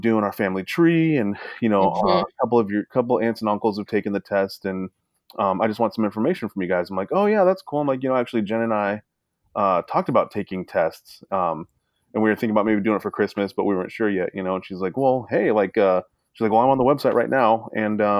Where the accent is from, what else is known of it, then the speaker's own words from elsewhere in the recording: Alaska, United States; also born or lived in Sacramento, California; I grew up in Alaska